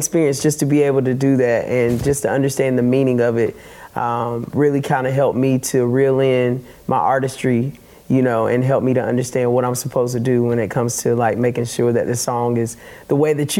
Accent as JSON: {"language": "English", "region": "North Carolina", "country": "United States", "also_born_or_lived": "New York", "moved": "yes", "lives_now": "Nashville, United States", "said": "I'm originally from North Carolina."}